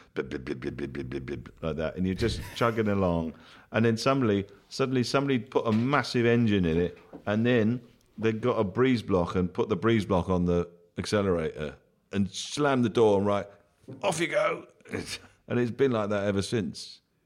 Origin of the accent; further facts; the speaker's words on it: Bath, South West England, United Kingdom; in my hometown when I grew up in Bath